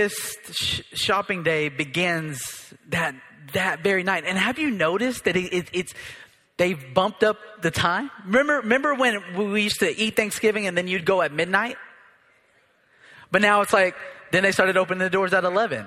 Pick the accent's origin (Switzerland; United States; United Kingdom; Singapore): United States; I'm an American too